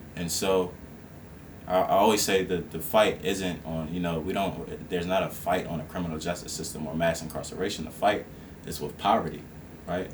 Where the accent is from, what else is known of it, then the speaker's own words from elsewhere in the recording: Esmont, Virginia, United States; I was born and raised um, in, Ed, in the Esmont area, which is like fifteen miles outside of Charlottesville, and so I'm basically born and raised in Albemarle County